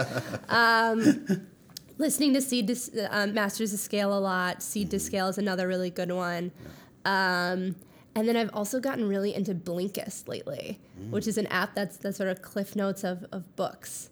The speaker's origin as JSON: {"language": "English", "region": "Minnesota", "country": "United States", "moved": "yes", "said": "I'm from Minnesota, which you can really only hear when I say I'm from Minnesota"}